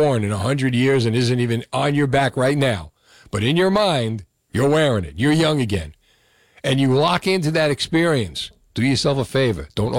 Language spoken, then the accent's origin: English; Union City, New Jersey, United States; also born or lived in Marlboro, New Jersey; I moved from Union City to Marlboro when I was a teenager.